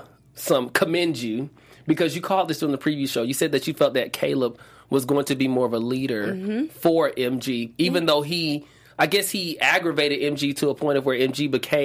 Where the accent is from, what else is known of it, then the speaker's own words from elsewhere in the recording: Atlanta, Georgia, United States; I'm from Atlanta.